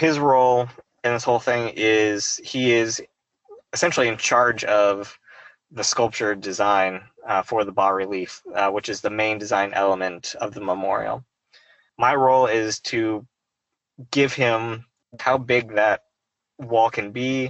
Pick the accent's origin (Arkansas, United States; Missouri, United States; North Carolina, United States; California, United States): Arkansas, United States; Fayetteville; I grew up in Northwest Arkansas in Fayetteville